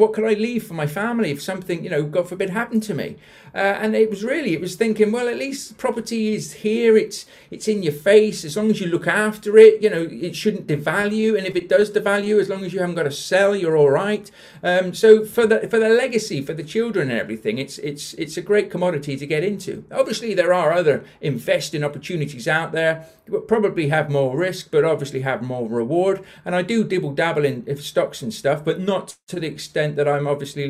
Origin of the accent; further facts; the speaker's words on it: Bath, South West England, United Kingdom; also born or lived in London; When I obviously I'm not from South Yorkshire, you can probably tell from the accent. So I used to live in Bath. We were originally from London, moved to Bath when I was about 10 and grew up there, which is why I sound like I do now.